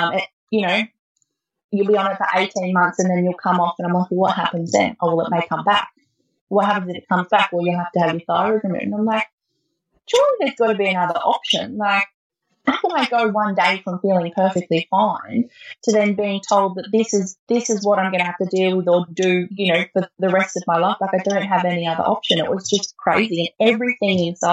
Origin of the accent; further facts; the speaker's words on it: Lithgow, New South Wales, Australia; now in Gunnedah, Australia; I grew up in Lithgow, which is in the Blue Mountains, and that's where all my family is down there